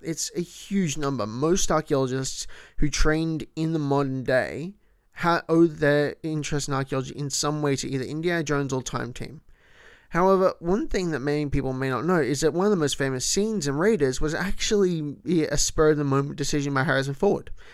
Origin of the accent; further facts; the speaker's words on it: Melbourne, Victoria, Australia; first language English; Melbourne, my hometown